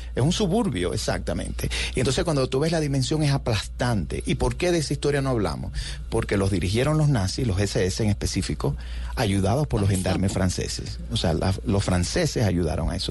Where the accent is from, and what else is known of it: Cuba; born or raised there; moved away as an adult; also born or lived in New York / Miami; now in United States